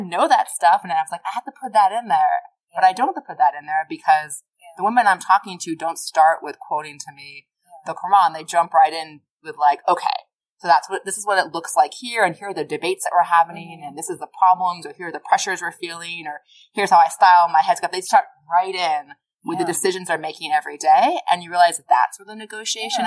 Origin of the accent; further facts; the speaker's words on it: Boston, Massachusetts, United States; I'm from Boston